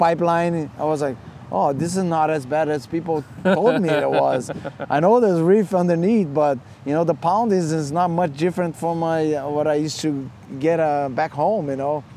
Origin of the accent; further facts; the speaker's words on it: Rio de Janeiro, Brazil; growing up in Copacabana